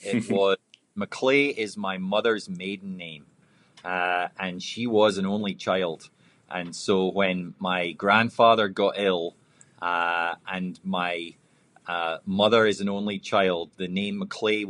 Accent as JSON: {"language": "English", "region": "Scotland", "country": "United Kingdom", "tie": "born or raised there", "moved": "yes", "said": "I was born and raised in Scotland"}